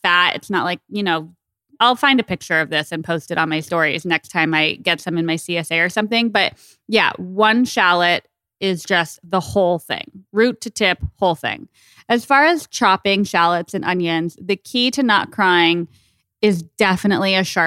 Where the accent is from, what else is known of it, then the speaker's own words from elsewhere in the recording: Tucson, Arizona, United States; moved away; I miss Tucson. It's where I grew up